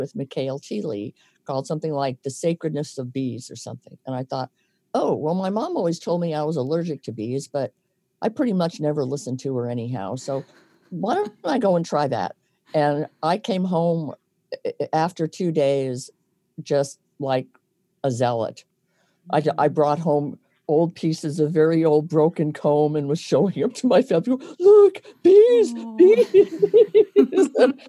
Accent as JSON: {"language": "English", "region": "Indiana", "country": "United States", "said": "I've been a gypsy. I've lived everywhere, but I came from Indiana."}